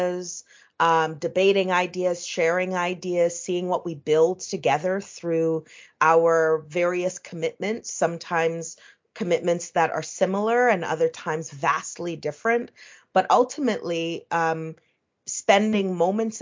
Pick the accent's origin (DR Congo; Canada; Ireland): Canada; Ottawa, Ontario; now in New York, United States; the town that I grew up in Ottawa, Canada